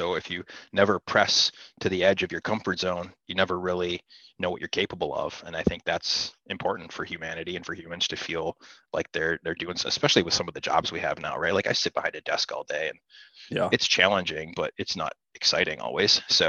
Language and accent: English; Midwest, United States; For me, I grew up here in the Midwest hunting tree stands and watching deer walk under me and watching them play.